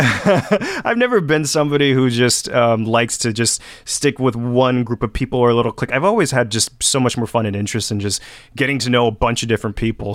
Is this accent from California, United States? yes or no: yes; Benicia, California, United States; moved away as an adult; now in Los Angeles, United States; I still love Benicia. I love my hometown